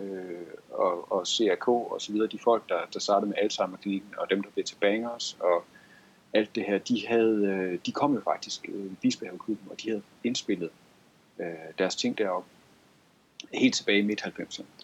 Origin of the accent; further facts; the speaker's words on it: Gård, Central Denmark Region, Denmark; kommer jeg selv fra Gård, og jeg har lige arbejdet i Gård